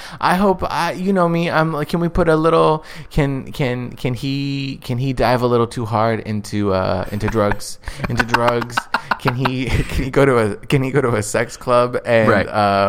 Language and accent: English; London, United Kingdom; I am from … hometown.